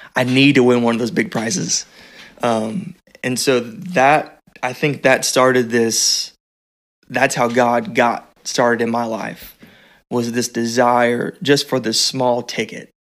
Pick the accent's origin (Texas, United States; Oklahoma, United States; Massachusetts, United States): Texas, United States; also born or lived in Terrell, Texas; I grew up in Texas